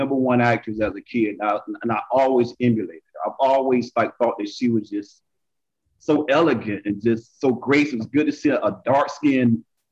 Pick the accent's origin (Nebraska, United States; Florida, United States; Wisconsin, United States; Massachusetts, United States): Florida, United States; Jacksonville; I'm originally from Jacksonville, Florida